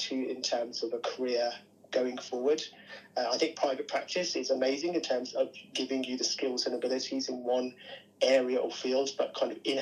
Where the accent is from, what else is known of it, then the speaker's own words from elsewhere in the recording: Birmingham, West Midlands, United Kingdom; I'm from Birmingham originally.